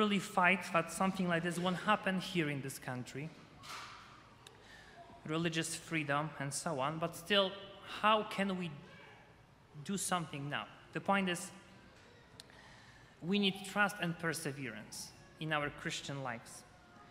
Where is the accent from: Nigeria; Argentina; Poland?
Poland; moved away; I'm from Poland